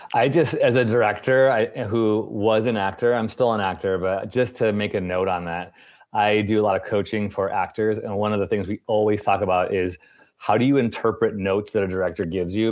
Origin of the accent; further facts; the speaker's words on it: Chicago, Illinois, United States; you're also from Chicago, which is where I'm from